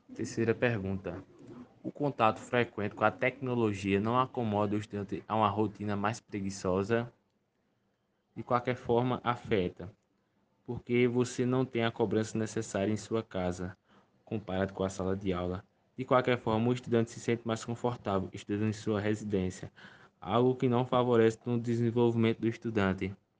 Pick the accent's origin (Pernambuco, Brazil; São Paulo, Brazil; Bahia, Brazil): Pernambuco, Brazil; Iati; tenho 17 anos e sou do município de Iati.